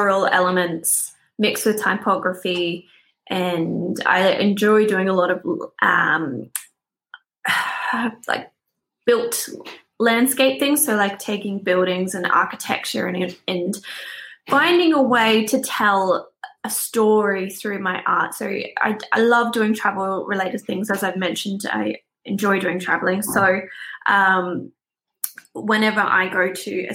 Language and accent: English; Australia; moved away as an adult; also born or lived in Netherlands; now in Belfast, United Kingdom; I am from Australia